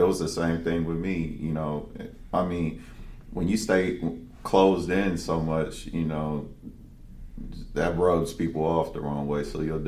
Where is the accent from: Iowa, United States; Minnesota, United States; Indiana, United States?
Minnesota, United States; St. Paul; born and raised in St. Paul